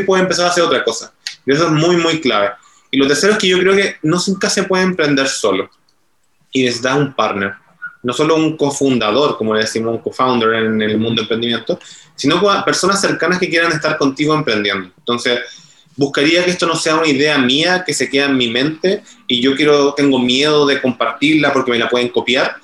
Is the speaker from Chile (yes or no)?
yes; Chile; accent: Chilean; el acento lo estarán notando, que soy de Chile